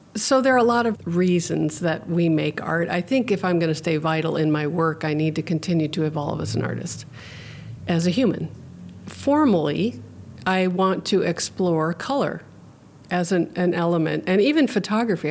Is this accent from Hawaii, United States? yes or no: yes; Hawaii, United States; now in Petersburg, United States; I grew up in Hawaii where pidgin English is spoken